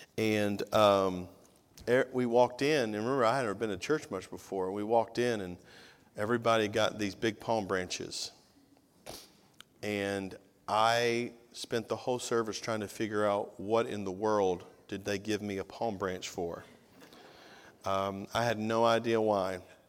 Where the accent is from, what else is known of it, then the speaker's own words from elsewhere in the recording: Tennessee, United States; now in Georgia, United States; I'm a missionary from Tennessee to Georgia, but.